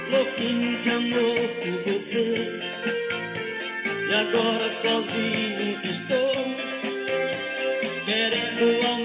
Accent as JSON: {"language": "Portuguese", "region": "Ceará", "country": "Brazil", "tie": "born or raised there", "said": "Eu quero mandar um abraço pra minha terra natal, Ceará. Alô, Ceará. Alô, Brasil."}